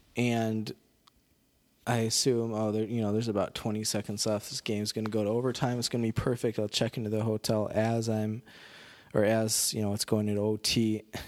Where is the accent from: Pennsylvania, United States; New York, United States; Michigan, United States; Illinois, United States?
Illinois, United States; Rockford; Rockford, Illinois, more or less my hometown.